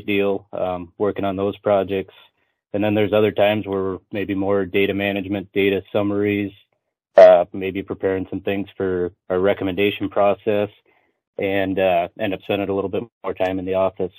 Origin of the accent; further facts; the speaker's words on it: Windham, Minnesota, United States; moved away as an adult; also born or lived in Brookings, South Dakota; now in Webster, United States; I was born and raised in southwest Minnesota, little town of Windham, down there by Worthington